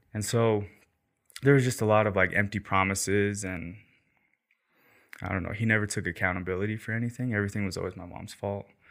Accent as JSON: {"language": "English", "town": "St. Anthony", "region": "Idaho", "country": "United States", "tie": "born or raised there", "also_born_or_lived": "Rexburg, Idaho / Killeen, Texas", "said": "I'm from Rexburg and I grew up in Saint Anthony"}